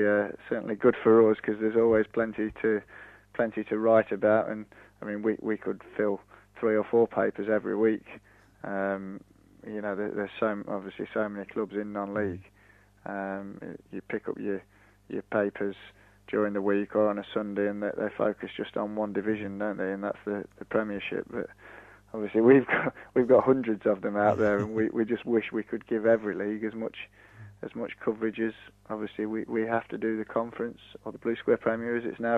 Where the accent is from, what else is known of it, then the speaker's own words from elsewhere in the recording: Nottingham, East Midlands, United Kingdom; moved away; I'm actually from Nottingham originally, so it was one of my local clubs, and I remember playing in local cup finals on the slope there.